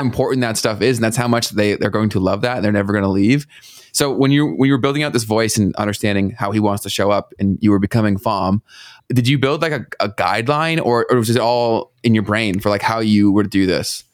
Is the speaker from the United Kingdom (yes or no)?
no; Canada